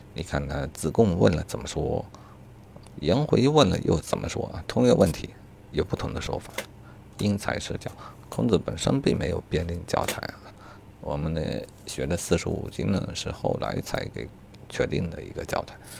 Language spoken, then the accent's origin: Chinese; China; 作为中国人